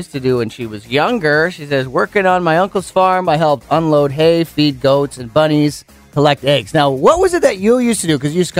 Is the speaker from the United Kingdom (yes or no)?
no; Penticton, British Columbia, Canada; growing up in Penticton, or it's like an arcade, and it was at the opposite end of town where I was from, so it was like the Skaha end.